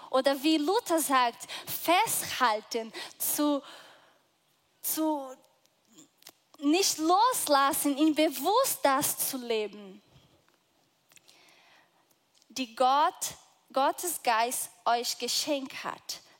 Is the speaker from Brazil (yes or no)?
yes; Brazil; Ich bin Brasilianerin. Ich komme aus einem total anderen Teil der Welt.